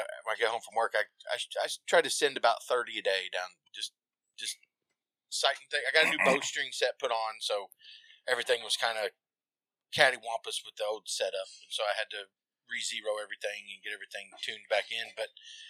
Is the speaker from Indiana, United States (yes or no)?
yes; Indiana, United States